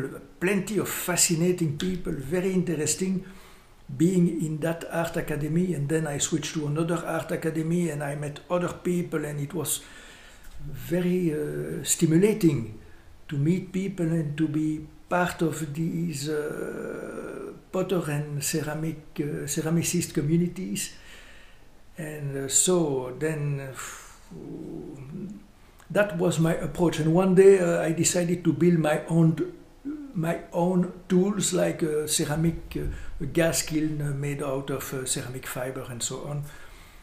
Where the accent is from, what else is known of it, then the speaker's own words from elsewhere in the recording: Brussels, Brussels-Capital Region, Belgium; English is a second language; also born or lived in Cincinnati; I was born in Brussels, and I spent all my life in the south of Brussels.